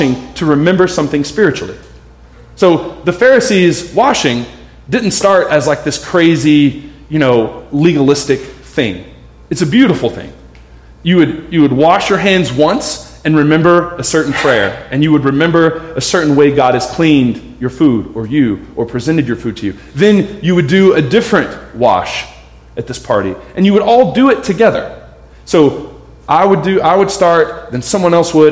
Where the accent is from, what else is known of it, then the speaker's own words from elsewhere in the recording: United States; we're American